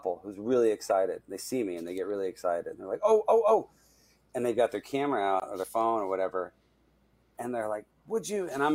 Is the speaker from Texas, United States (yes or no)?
yes; Texas, United States; I'm from Texas